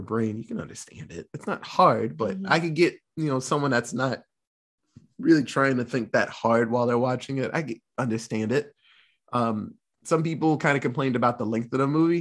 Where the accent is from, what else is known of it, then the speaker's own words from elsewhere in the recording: United States; we're American